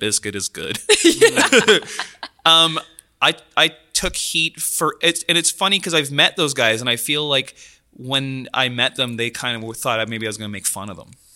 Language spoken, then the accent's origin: English; Delta, British Columbia, Canada; I grew up in Delta